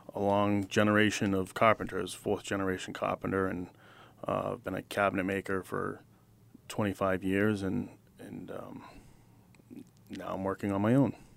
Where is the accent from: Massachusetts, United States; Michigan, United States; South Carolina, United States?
Massachusetts, United States; Wilmington; I was born and raised in Wilmington.